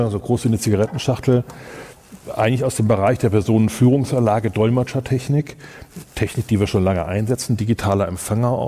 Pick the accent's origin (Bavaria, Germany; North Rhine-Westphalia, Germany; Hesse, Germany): Hesse, Germany; Kassel; Ich komme aus Kassel, ich bin parteiisch. Ähm, ich liebe Kassel.